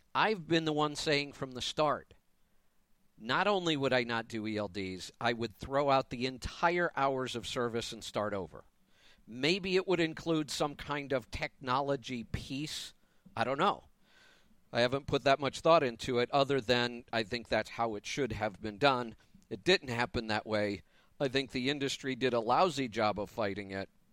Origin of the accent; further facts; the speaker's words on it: Ohio, United States; moved away as an adult; also born or lived in Florida; now in Colorado, United States; But I left Ohio for business reasons the first time. Grew up there, all my family's there